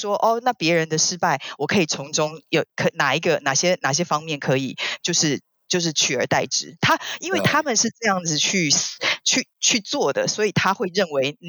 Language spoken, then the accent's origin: Chinese; China; 然后，可是我觉得中国人好像不会是这样想。我们中国人好像有一种叫做也要知天知地